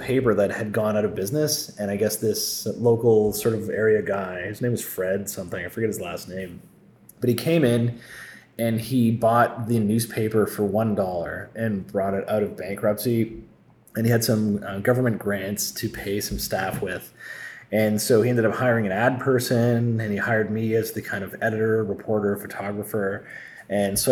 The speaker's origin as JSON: {"language": "English", "town": "Sault Ste. Marie", "region": "Ontario", "country": "Canada", "tie": "born or raised there", "said": "I applied to the Sioux Star in my hometown"}